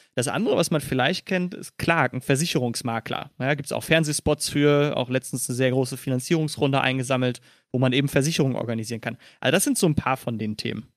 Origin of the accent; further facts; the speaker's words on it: Dortmund, North Rhine-Westphalia, Germany; moved away as an adult; now in Berlin, Germany; Ich komme aus dem wunderschönen Dortmund und bin auch immer noch verwurzelt.